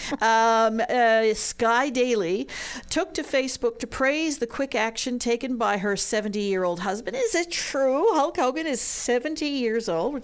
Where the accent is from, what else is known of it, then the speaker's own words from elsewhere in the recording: Quebec, Canada; now in Newfoundland, Canada; I grew up in Quebec.